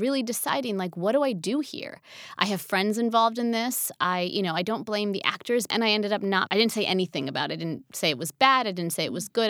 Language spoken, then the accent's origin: English; New Jersey, United States; moved away; also born or lived in Pennsylvania / New York / Los Angeles; I grew up in New Jersey, and then we moved to Pennsylvania